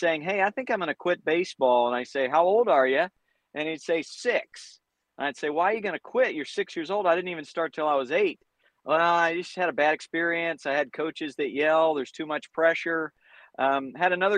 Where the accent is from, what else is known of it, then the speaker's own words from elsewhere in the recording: North Carolina, United States; moved away as an adult; also born or lived in Providence, Rhode Island; now in Southern California, United States; I grew up in North Carolina